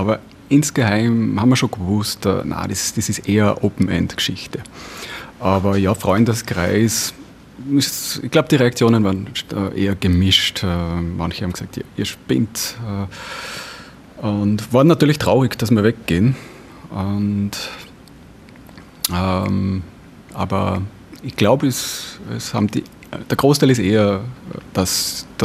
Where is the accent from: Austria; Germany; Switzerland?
Austria; Kalham, Upper Austria; äh, auch Oberösterreicher und ja, Segler, Langzeitsegler, äh, Aussteiger und alles Reparierer.